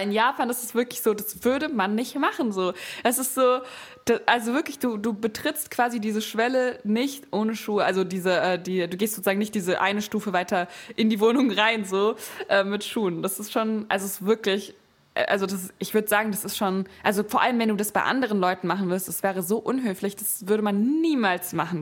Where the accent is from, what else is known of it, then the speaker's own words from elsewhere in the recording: Frankfurt, Hesse, Germany; moved away as an adult; now in Berlin, Germany; ich bin ja in Frankfurt aufgewachsen und mhm. wohne jetzt auch in Berlin